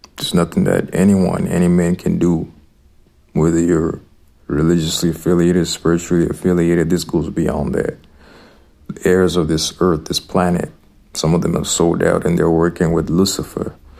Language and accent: English; Zimbabwe; I grew up in Zimbabwe.